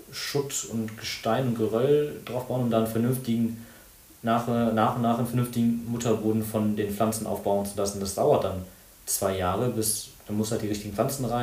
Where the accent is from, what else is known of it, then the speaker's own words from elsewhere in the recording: Mönchengladbach, North Rhine-Westphalia, Germany; now in Bonn, Germany; das ist ja meine Heimatstadt.